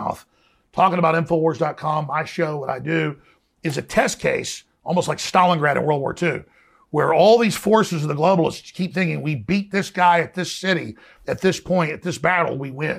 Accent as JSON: {"language": "English", "town": "Dallas", "region": "Texas", "country": "United States", "tie": "born or raised there", "said": "growing up in Dallas was some pretty rough people"}